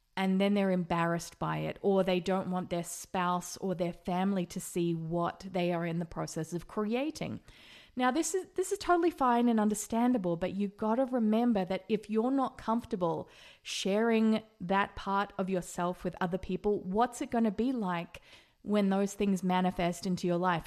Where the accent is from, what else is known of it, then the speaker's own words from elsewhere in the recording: Australia; now in Las Vegas, United States; I'm also an Australian living in Las Vegas